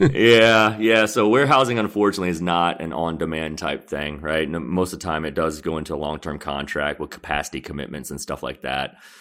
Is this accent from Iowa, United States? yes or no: no; Conyers, Georgia, United States; also born or lived in Seoul, South Korea; I grew up in Conyers, which is a, a small town outside of Atlanta and your traditional Southern upbringing